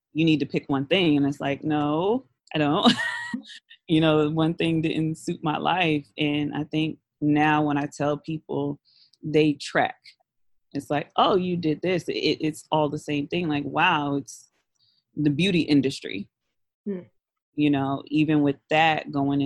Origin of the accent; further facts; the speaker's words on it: New York City, New York, United States; growing up in Brooklyn around all these black kids